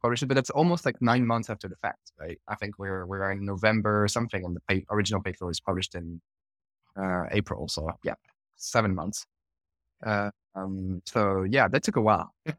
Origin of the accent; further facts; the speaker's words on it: France; moved away; I'm originally from France